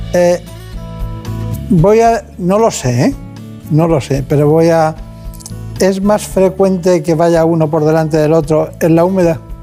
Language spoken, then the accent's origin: Spanish; Campanet, Balearic Islands, Spain; Yo de un pueblo que se llama Campanet, en Mallorca